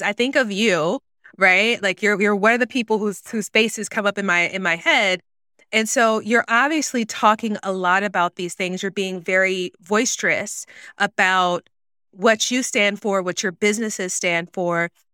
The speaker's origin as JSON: {"language": "English", "region": "the South", "country": "United States", "tie": "born or raised there", "said": "growing up in the South, Black woman"}